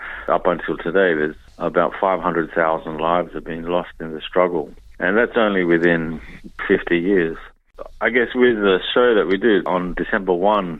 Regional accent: Darwin, Northern Territory, Australia; moved away as an adult; also born or lived in Papua New Guinea; now in Melbourne, Australia; I grew up in Darwin

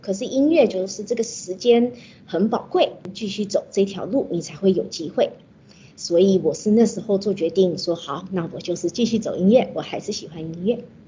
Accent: Australia; 我是澳洲出生，澳洲长大的， 所以一直都没有接触到，呃，中国的音乐，中国的文化

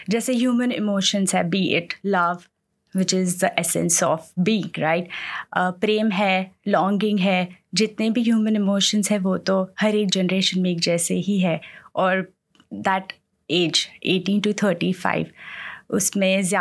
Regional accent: Ahmedabad, Gujarat, India; now in Sydney, Australia; हम लोग अहमदाबाद गुजरात से बिलोंग करते हैं

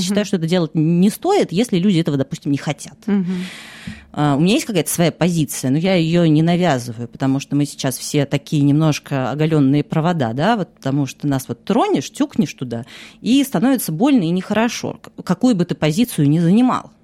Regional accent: Russia; moved away as an adult; now in France; год назад я уехала из России, сейчас я живу во Франции

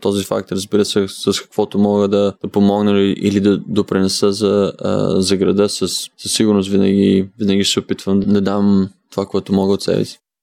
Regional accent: Haskovo, Haskovo Province, Bulgaria; Аз съм от Хасково, България

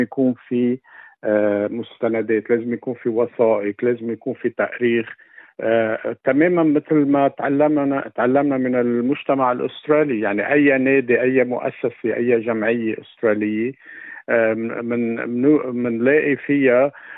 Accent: Ehden, North Governorate, Lebanon; moved away as an adult; now in Australia; لبنان آه مسقط رأسي آه اهدن صغرتها

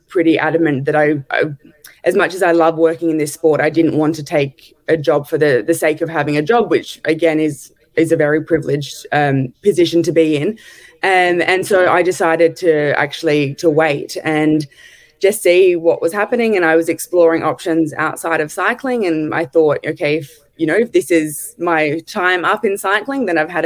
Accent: Adelaide, South Australia, Australia; I'm from Adelaide, so I grew up every January going to the Santos Tour Down Under

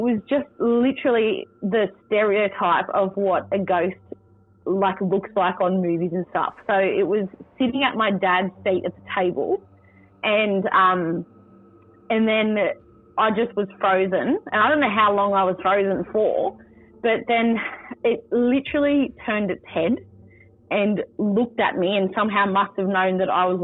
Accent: Worimi country, New South Wales, Australia; now in Central Coast, Australia; I'm from Worimi country, which is Gloucester, Foster, Nelson Bay area. I've been brought up there all my life.

